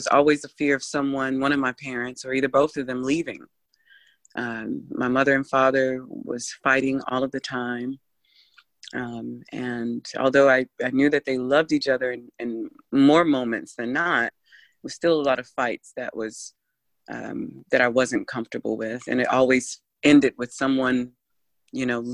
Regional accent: Ohio, United States; I grew up in Ohio was a very diverse city as well

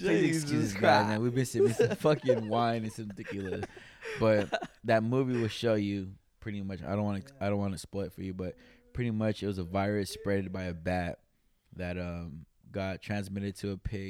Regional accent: California, United States; now in Sacramento, United States; I'm over here in Sacramento, right? I'm not gonna knock that, you know. I came from Monterey County and I came out here.

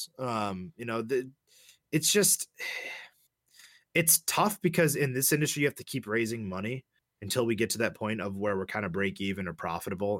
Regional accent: Chicago, Illinois, United States; Born and raised in Chicago, grew up on Blackhawks hockey

